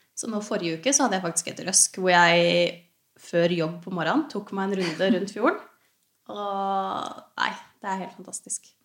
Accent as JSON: {"language": "Norwegian", "town": "Hurum", "region": "Viken", "country": "Norway", "tie": "born or raised there", "also_born_or_lived": "Ål", "moved": "as an adult", "lives_now": "Geilo, Norway", "said": "Jeg er fra Hurum. Ja. Så jeg er jo liksom oppvokst med Ja, ved kysten, da. Ved Oslofjorden."}